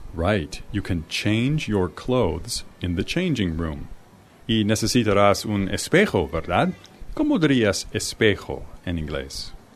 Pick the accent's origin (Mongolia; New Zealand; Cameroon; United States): United States; I'm from the United States.